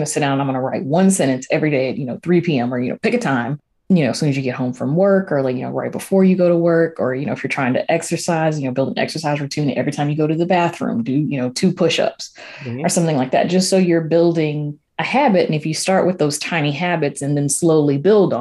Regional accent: the South, United States; You know, I grew up in the South.

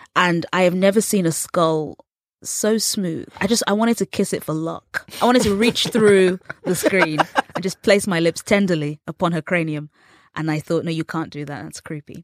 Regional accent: England, United Kingdom; accent: English; growing up in England

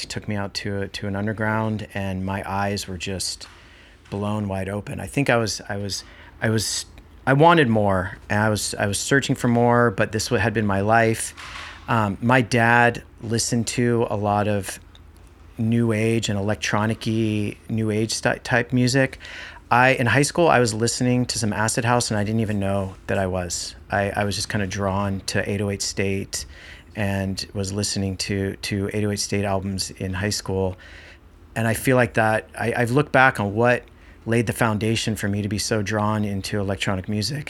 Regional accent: Marin County, California, United States; growing up here, growing up in Marin County

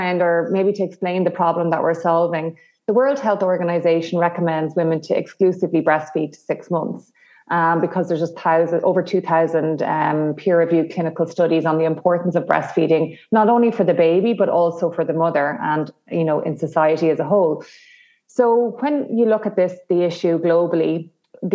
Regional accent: the Midlands of Ireland, Ireland; now in Dublin, Ireland; I'm here in Dublin, Ireland, and but I'm originally from the Midlands of Ireland

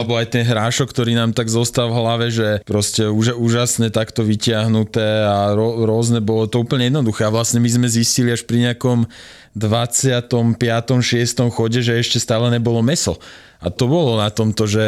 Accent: Slovakia; vedeli, že sme Slováci

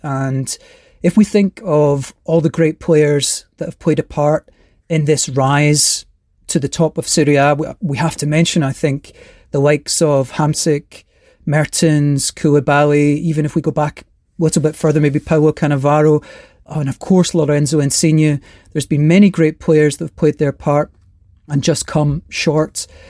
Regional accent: Glasgow, Scotland, United Kingdom; now in California, United States; I'm originally from Glasgow in Scotland, but now living in California.

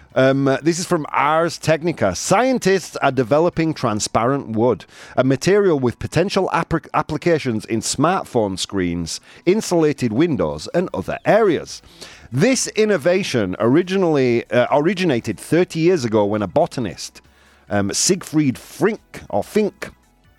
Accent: England, United Kingdom; Rather than being English, I'm a citizen of planet Earth

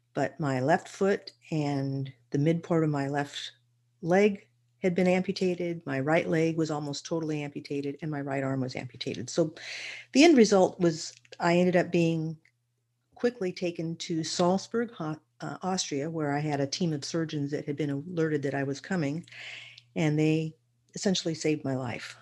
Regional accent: Redlands, California, United States; also born or lived in Berkeley, California; I basically spent most of my childhood and young years in Redlands, California

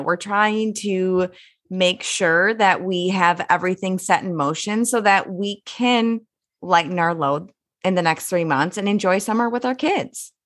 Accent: Minnesota, United States; as a Minnesotan

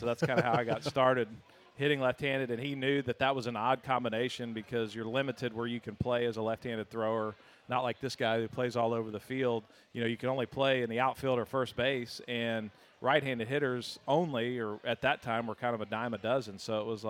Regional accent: Austin, Texas, United States; I grew up in Austin

